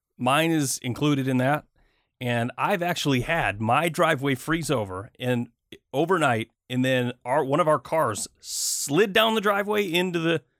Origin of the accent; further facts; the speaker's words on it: Michigan, United States; I grew up in Michigan.